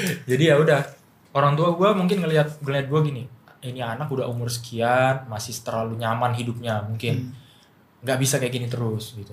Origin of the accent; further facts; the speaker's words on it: Medan, North Sumatra, Indonesia; now in Jakarta, Indonesia; Gua masuk ke sekolah musik kayak G B I kalau di Medan. Gua dari Medan